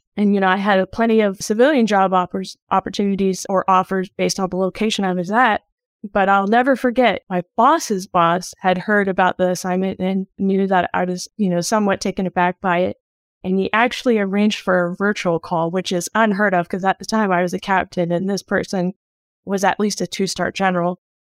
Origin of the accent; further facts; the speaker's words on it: Dayton, Ohio, United States; moved away; I grew up in Dayton, Ohio, which has an Air Force base nearby.